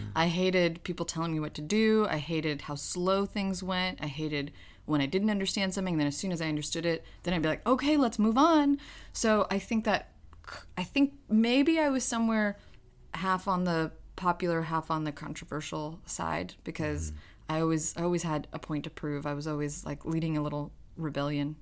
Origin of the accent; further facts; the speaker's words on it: New York, United States; English is a second language; growing up in New York